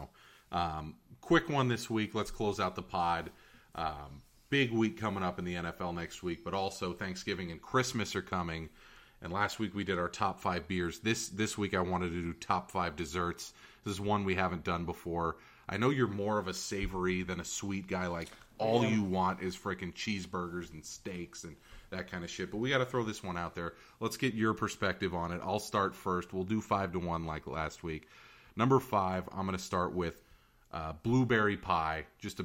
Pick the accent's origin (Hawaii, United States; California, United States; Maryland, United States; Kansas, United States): California, United States; Fremont; my hometown in Niles